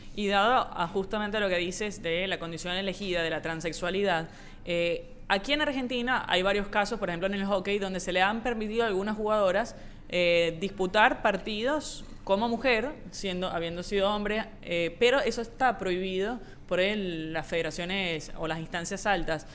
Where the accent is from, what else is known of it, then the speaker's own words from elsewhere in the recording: Caracas, Capital District, Venezuela; yo soy de Caracas